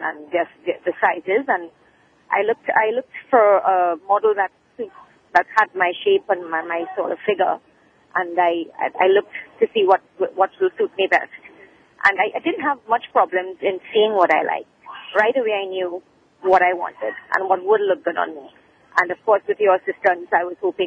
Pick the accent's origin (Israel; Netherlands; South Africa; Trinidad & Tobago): Trinidad & Tobago; I'm not from the States. I'm from Trinidad.